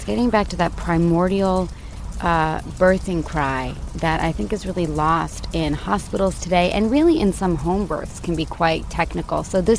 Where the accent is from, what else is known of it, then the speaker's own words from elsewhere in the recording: Los Angeles, California, United States; Oh, we're from Los Angeles.